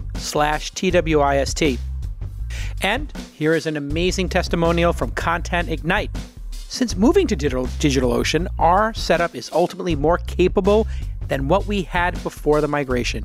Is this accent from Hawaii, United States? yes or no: no; New York City, New York, United States; I grew up in Brooklyn